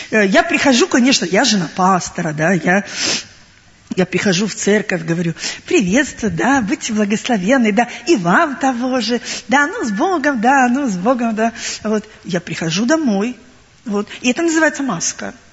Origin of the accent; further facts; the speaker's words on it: Crimea, Ukraine; Э, я сама уроженка Крыма, я родилась и выросла в Крыму.